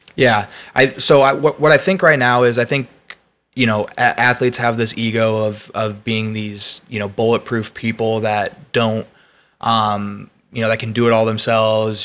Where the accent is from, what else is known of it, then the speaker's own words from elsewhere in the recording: West Lafayette, Indiana, United States; moved away as an adult; now in Austin, United States; I went to college in my hometown